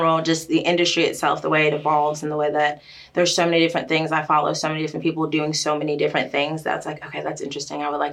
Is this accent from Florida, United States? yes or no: yes; Florida, United States; moved away as an adult; now in Knoxville, United States; I've been here for the last 10-11 years in East Tennessee, but I'm from Florida